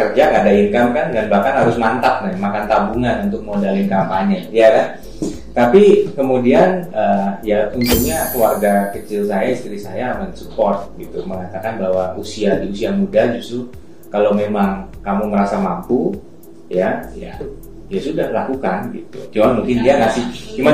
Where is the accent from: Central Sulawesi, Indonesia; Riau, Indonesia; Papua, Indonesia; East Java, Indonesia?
East Java, Indonesia; Trenggalek; tapi akhirnya ternyata panggilan terkuat ya uh, itu datang dari kampung halaman